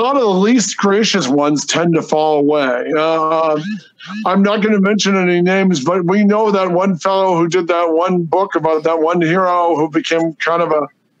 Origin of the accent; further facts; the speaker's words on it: Michigan, United States; growing up in Michigan like you